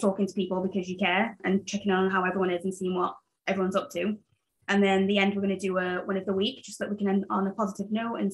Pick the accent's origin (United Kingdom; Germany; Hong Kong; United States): United Kingdom; Sheffield, Yorkshire and the Humber; moved away as an adult; also born or lived in Zambia; now in Belfast, United Kingdom; I was born in Zambia, moved to England in Sheffield when I was 7, grew up in England, and then moved to Ireland when I was, I think, 22 or 21